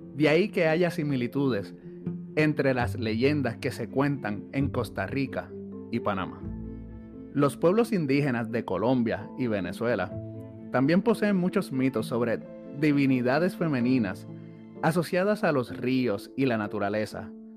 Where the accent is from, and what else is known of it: Puerto Rico